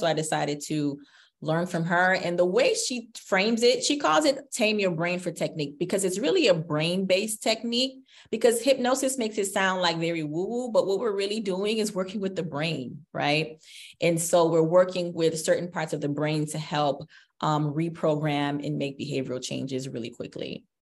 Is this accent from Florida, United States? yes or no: yes; South Florida, United States; as a little girl growing up in South Florida in the Haitian community